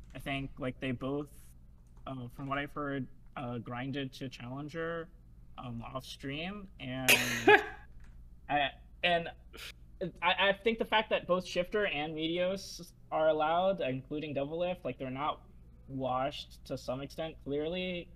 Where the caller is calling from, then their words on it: Bellevue, Washington, United States; I'm calling from Bellevue, Washington